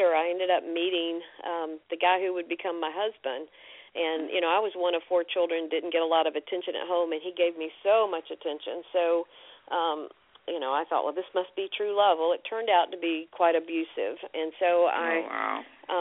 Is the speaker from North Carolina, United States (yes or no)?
yes; Fayetteville, North Carolina, United States; also born or lived in Macon, Georgia; I grew up in Fayetteville, North Carolina, which is near Fort Bragg.